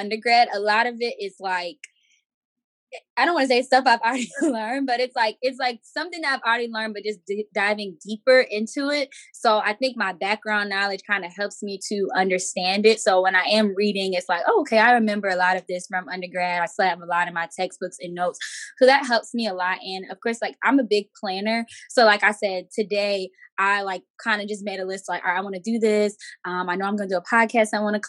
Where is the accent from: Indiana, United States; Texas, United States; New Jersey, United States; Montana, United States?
New Jersey, United States; also born or lived in South Carolina; I'm from Echo, New Jersey